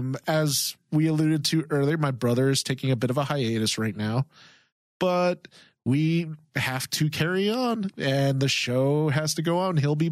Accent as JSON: {"language": "English", "country": "Philippines", "moved": "yes", "lives_now": "United States", "said": "I come from the Philippines."}